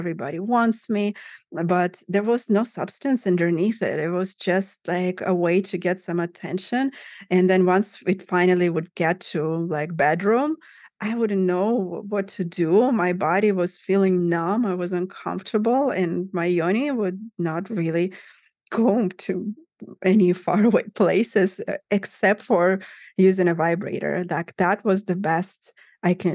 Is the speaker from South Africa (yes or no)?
no; Russia; I grew up in Russia, in Soviet Union, actually, to begin with. But then Russia in the 90s